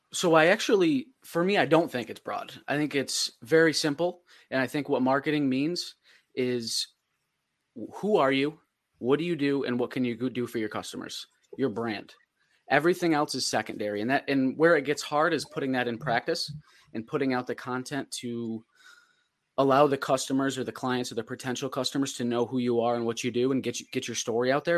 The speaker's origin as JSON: {"language": "English", "town": "Fulton", "region": "New York", "country": "United States", "said": "I'm from Fulton"}